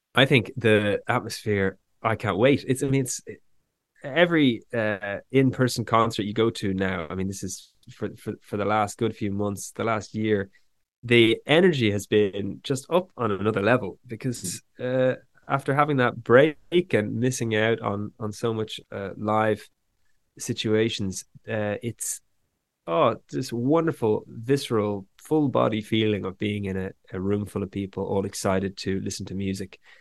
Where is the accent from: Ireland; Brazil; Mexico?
Ireland; Dublin; also born or lived in west of Ireland; growing up here in Ireland